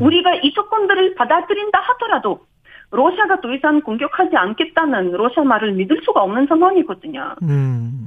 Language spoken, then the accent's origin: Korean; Kyiv, Ukraine; Korean is a second language; now in South Korea; 우크라이나 수도 키이우입니다